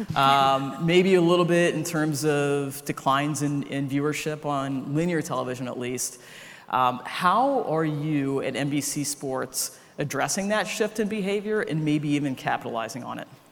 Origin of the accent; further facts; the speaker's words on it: Ohio, United States; now in New York, United States; I'm from Ohio